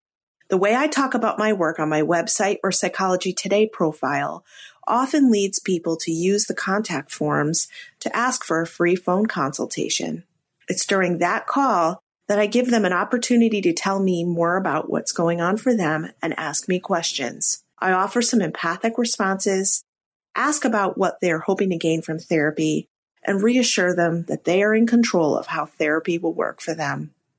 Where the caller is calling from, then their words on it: Lexington, Massachusetts, United States; I'm joining you from Lexington, Massachusetts.